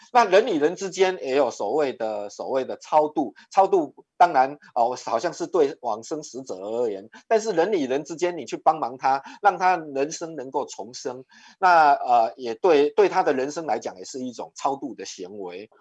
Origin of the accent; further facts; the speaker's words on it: Taiwan; 我们的台湾礼仪叫做莫必亚固